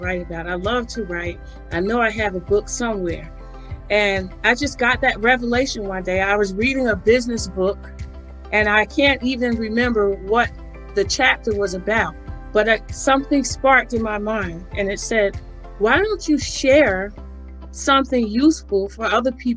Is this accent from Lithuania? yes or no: no; Northern New Jersey, United States; I was born and raised in New Jersey, in Northern New Jersey